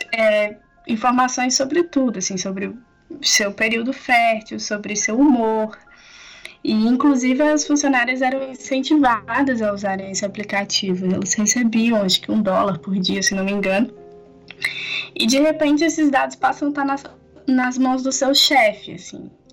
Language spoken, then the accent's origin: Portuguese; Barbacena, Minas Gerais, Brazil; moved away; also born or lived in Campinas; sou natural de Barbacena